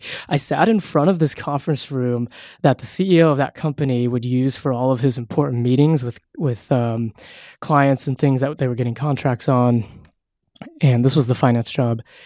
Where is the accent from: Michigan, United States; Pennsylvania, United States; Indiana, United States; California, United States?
California, United States; Castro Valley; also born or lived in San Francisco; I'm from a small little town called Castro Valley